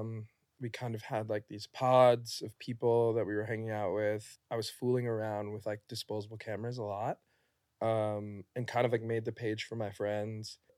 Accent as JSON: {"language": "English", "town": "New York City", "region": "New York", "country": "United States", "tie": "born or raised there", "said": "I'm from New York, born"}